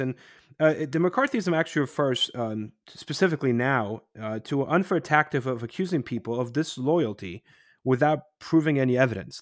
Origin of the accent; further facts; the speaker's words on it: Poland; moved away; when I was growing up in Poland in the 80s